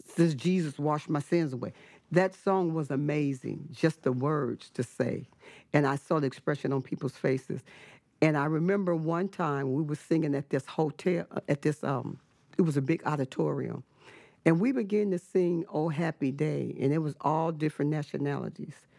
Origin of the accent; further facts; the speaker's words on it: Richmond, California, United States; also born or lived in Fresno, California; I was born in Fresno, California, but I was raised in the city of Richmond